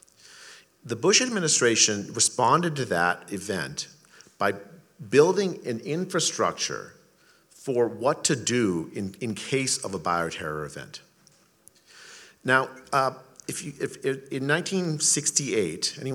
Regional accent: India; now in United States; I was born in India

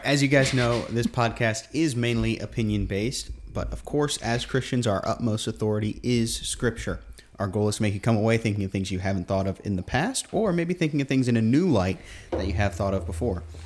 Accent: Guam; we grew up on Guam

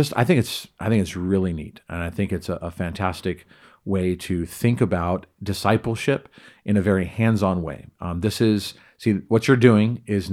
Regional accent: California, United States; now in Idaho, United States; very different from where I grew up in Southern California, in concrete jungle, subdivisionville, everything.

